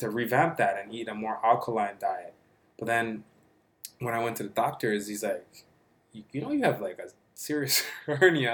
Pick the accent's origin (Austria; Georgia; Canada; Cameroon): Canada; Toronto, Ontario; I grew up like in Regent Park, just down the street, like not too far from here